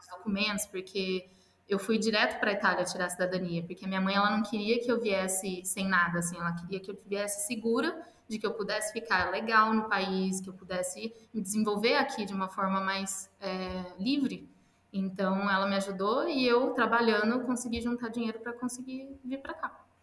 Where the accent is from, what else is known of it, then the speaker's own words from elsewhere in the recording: São João da Boa Vista, São Paulo, Brazil; moved away as an adult; also born or lived in London, United Kingdom / Italy; now in Dublin, Ireland; Eu nasci no, na cidade interior de São Paulo, São João da Boa Vista.